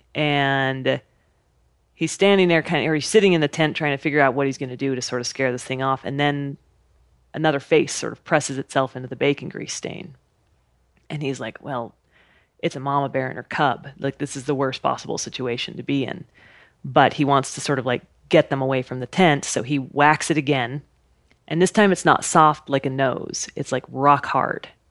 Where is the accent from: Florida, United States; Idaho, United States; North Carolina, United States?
Idaho, United States; I grew up in Idaho, camping and hiking and being outside